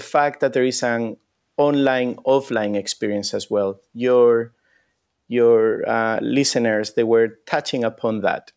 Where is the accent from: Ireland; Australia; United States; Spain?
Spain; moved away; I come from Spain